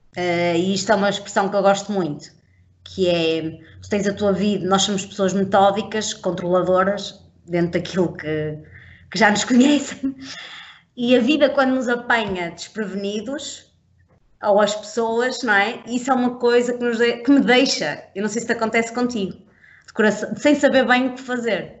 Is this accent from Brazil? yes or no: no; Portugal; nós, enquanto portugueses